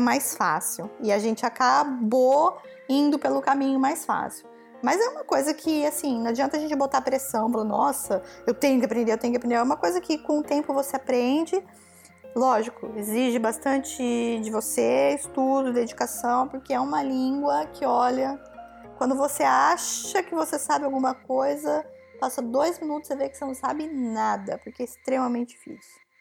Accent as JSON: {"language": "Portuguese", "country": "Brazil", "moved": "as an adult", "said": "eu saí do Brasil com 30, e 30 anos"}